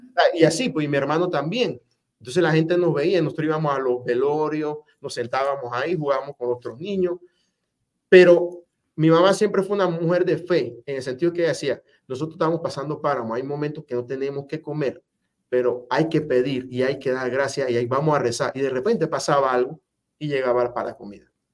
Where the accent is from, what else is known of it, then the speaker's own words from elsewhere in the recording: Penonomé, Coclé, Panama; also born or lived in Spain; en Penomé de donde yo nací